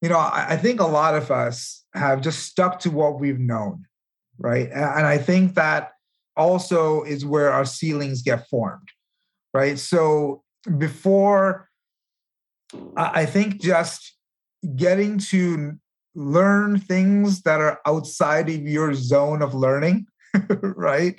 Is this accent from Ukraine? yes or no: no; India; moved away; I come from India. I was born there